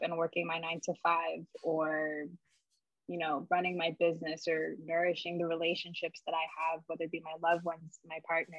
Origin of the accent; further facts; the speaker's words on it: East Coast, United States; moved away; I'm from the East Coast.